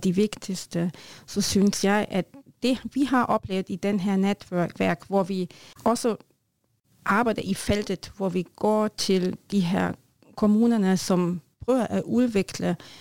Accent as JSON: {"language": "Norwegian", "country": "Germany", "second_language": "Norwegian", "moved": "yes", "said": "jeg er tysker"}